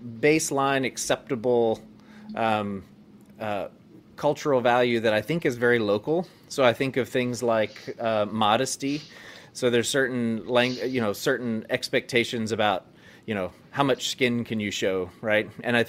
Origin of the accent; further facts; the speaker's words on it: Northwest Arkansas, United States; I grew up in Northwest Arkansas where we're not permitted to drink alcohol, use tobacco, do et cetera.